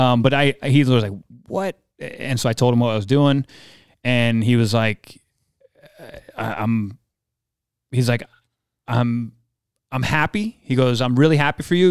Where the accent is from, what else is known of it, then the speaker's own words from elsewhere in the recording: New Jersey, United States; I grew up in Jersey